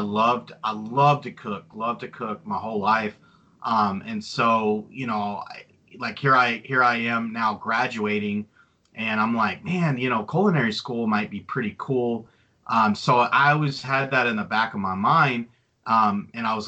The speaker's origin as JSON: {"language": "English", "town": "Greenwood", "region": "Texas", "country": "United States", "tie": "born or raised there", "said": "I grew up, you know, I call Midland home, but it's actually outside of Midland. It's called Greenwood"}